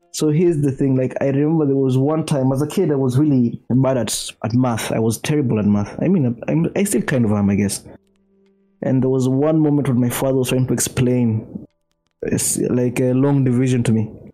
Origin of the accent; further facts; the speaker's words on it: Nairobi, Kenya; I grew up in Nairobi as well and where my family lives in Karen